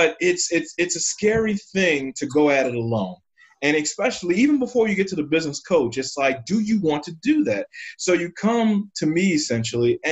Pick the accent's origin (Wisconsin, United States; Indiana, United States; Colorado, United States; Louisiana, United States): Louisiana, United States; New Orleans; now in St. Louis, United States; I'm in St. Louis, Missouri, and I'm originally from New Orleans, Louisiana